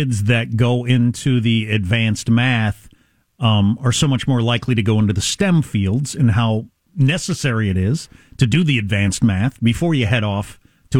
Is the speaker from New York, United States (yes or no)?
no; Wisconsin, United States; moved away; also born or lived in South Dakota / Kansas; I was born in South Dakota, grew up in Wisconsin, then Kansas